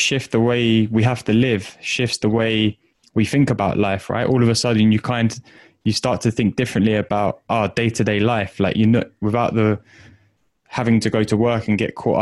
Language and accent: English; United Kingdom; I'm a British boy, like my family's all from Italy.